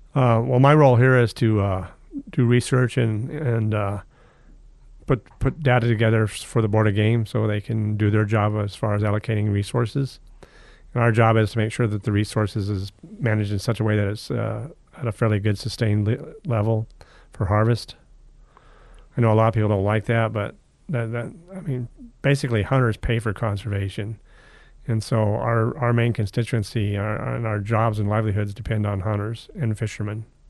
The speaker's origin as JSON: {"language": "English", "town": "Palmer", "region": "Alaska", "country": "United States", "tie": "born or raised there", "said": "I grew up in Palmer, but we hunted in the Nelchina Basin"}